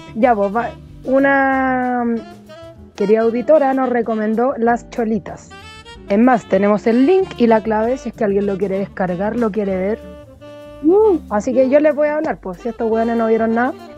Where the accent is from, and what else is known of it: Chile